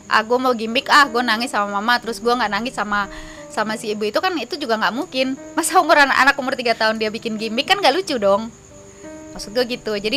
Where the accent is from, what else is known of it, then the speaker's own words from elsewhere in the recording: East Java, Indonesia; apalagi gue tinggal gue dari Jawa Timur